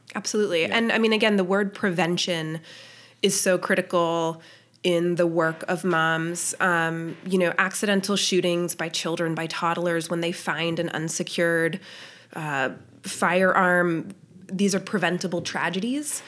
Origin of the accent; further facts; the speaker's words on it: Littleton, Colorado, United States; moved away as an adult; also born or lived in Boston, Massachusetts; now in Lewisburg, United States; I grew up in Littleton, Colorado